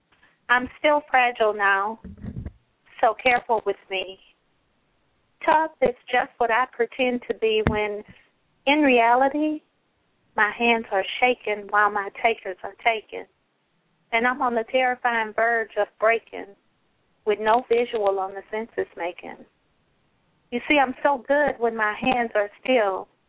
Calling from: Houston, Texas, United States; I'm calling from Houston. Houston, Texas.

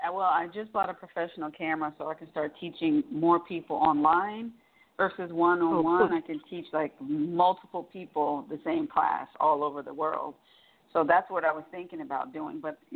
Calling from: Atlanta, Georgia, United States; I'm calling from Atlanta.

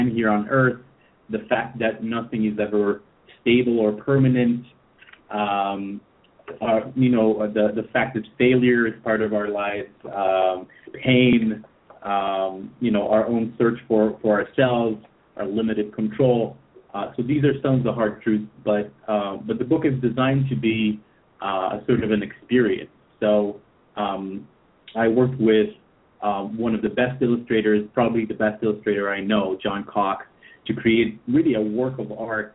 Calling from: Tel Aviv, Tel Aviv District, Israel; I'm calling in from Tel Aviv.

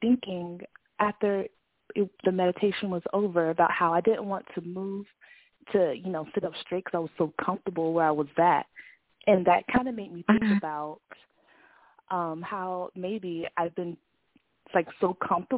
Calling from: Atlanta, Georgia, United States; I'm calling in from Atlanta, Georgia

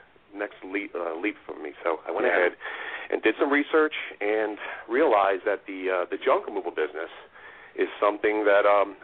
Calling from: Wayne, Pennsylvania, United States; I'm from Wayne, Pennsylvania.

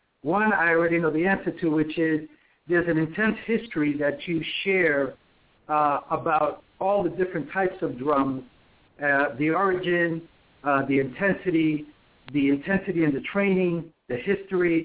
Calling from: Atlanta, Georgia, United States; I'm calling from Atlanta, Georgia

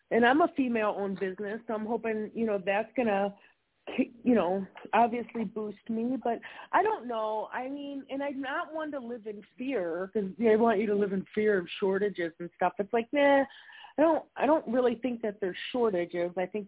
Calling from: Wisconsin, United States; I'm calling from Wisconsin.

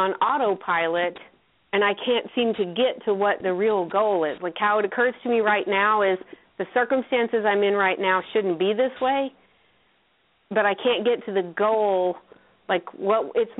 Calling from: North Carolina, United States; I'm in North Carolina.

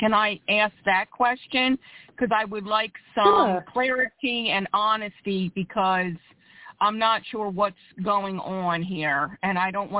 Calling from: Philadelphia, Pennsylvania, United States; I'm calling from Philadelphia, PA.

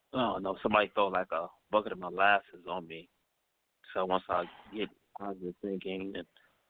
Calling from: Cleveland, Ohio, United States; calling from Cleveland, Ohio.

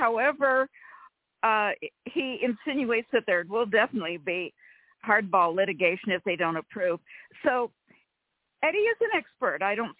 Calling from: California, United States; from California.

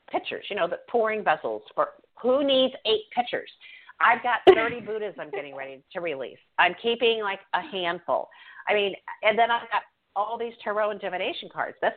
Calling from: New York, United States; New York.

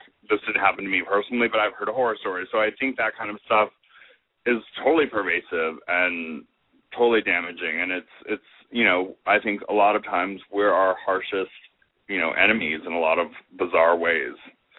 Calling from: St. Louis, Missouri, United States; Hey, Robert. … from St. Louis.

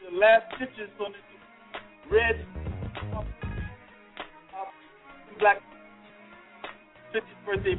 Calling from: Mapleton, Georgia, United States; Yo, I'm calling from Amazing Cakes over here in Mapleton, Georgia, man. Mapleton, Georgia.

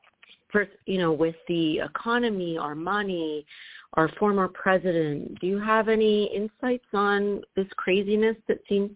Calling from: Fort Lauderdale, Florida, United States; I'm calling from Fort Lauderdale, Florida.

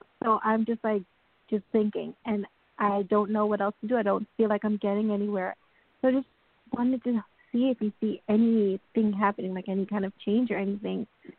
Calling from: New York, United States; calling from New York.

